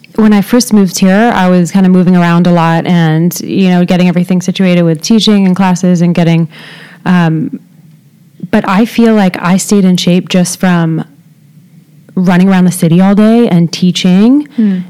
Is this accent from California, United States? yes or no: yes; Southern California, United States; moved away as an adult; now in New York City, United States; I grew up in Southern California